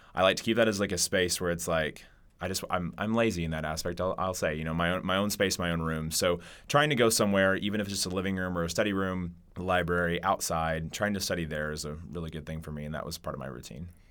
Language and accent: English; Catoosa, Oklahoma, United States; now in Stillwater, United States; coming from a small town in Catoosa, you know, in Oklahoma, then coming to Stillwater